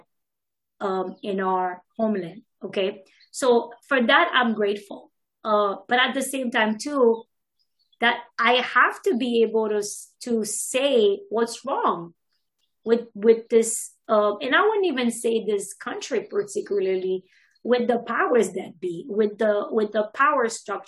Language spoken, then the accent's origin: English; Haiti; now in United States; I'm Haitian American. So I grew up, was born here, grew up in Haiti. And I've been here for many, many years, over 20 years now, probably going on 30 now soon.